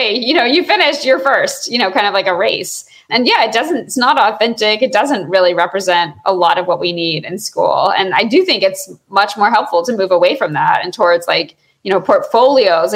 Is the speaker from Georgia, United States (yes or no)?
yes; Georgia, United States; I grew up in Georgia